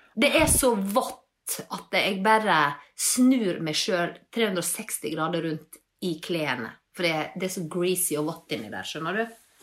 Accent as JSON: {"language": "Norwegian", "town": "Leikanger", "region": "Vestland", "country": "Norway", "moved": "yes", "lives_now": "Bergen, Norway", "said": "Jeg er fra Leikanger"}